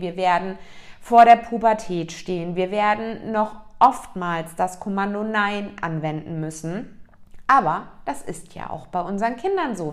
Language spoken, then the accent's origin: German; East Germany, Germany; ich bin ein Kind, was in der DDR aufgewachsen ist